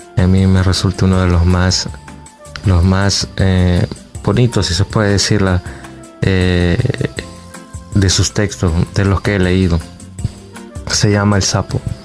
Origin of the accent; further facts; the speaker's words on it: Quezaltepeque, La Libertad, El Salvador; soy de Quesaltepeque